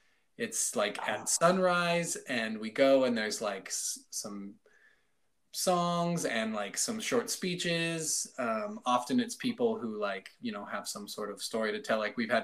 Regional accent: Eagar, Arizona, United States; moved away as an adult; my hometown in Eager, Arizona.

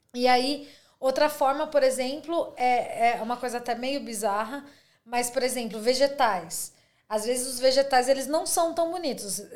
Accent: Brazil; moved away as an adult; now in Australia; sou brasileira

